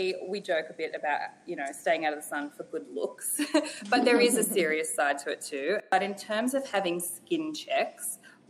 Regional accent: Australia; growing up in Australia

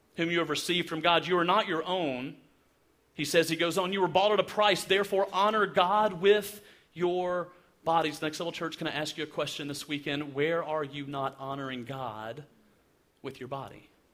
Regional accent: Alabama, United States; I'm from Alabama

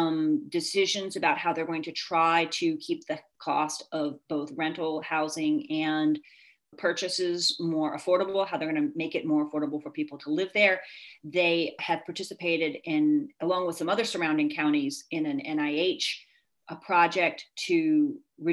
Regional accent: Virginia, United States; moved away as an adult; now in Poughkeepsie, United States; I grew up in Virginia and I went to William & Mary and then the University of Virginia and then moved here to take a teaching job in 1995

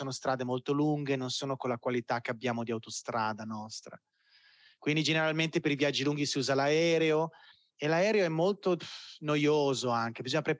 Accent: Brazil; io brasiliano che voglio andarmene da qua.

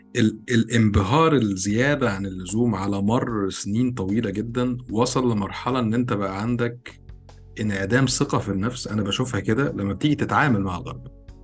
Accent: Egypt; moved away; انت مصري وانا مصري وعايشين في مصر

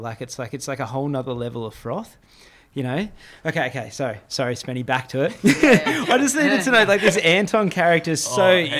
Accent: Gold Coast, Queensland, Australia; I grew up on the Gold Coast.

